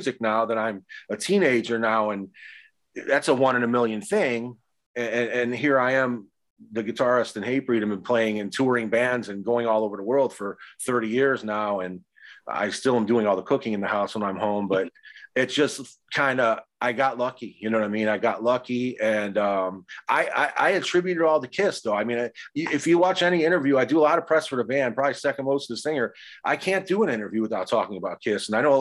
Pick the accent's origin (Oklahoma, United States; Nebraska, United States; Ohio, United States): Ohio, United States; Cleveland; I grew up in Cleveland. That's where I'm originally from.